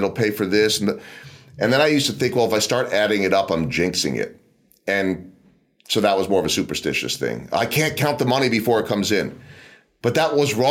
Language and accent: English; outside of Philadelphia, Pennsylvania, United States; moved away; also born or lived in Chicago; I grew up outside of Philadelphia before moving to Chicago